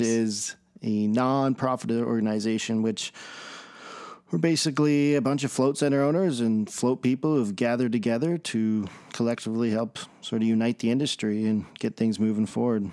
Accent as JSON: {"language": "English", "town": "Red Deer", "region": "Alberta", "country": "Canada", "said": "I'm from Red Deer, Alberta, Canada"}